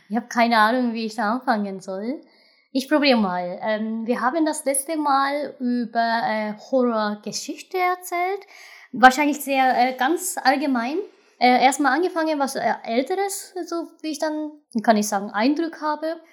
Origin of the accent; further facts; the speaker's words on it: Japan; German is a second language; moved away; als Japaner